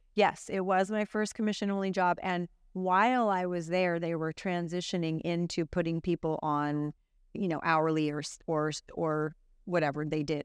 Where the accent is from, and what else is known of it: Santa Cruz, California, United States; born or raised there; also born or lived in Santa Clara County